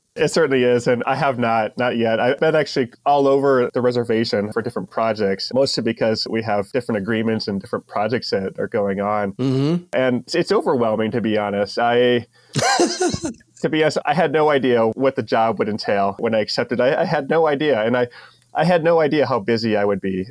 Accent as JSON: {"language": "English", "region": "Ohio", "country": "United States", "tie": "born or raised there", "also_born_or_lived": "San Diego area", "moved": "yes", "lives_now": "North Dakota, United States", "said": "growing up in Ohio"}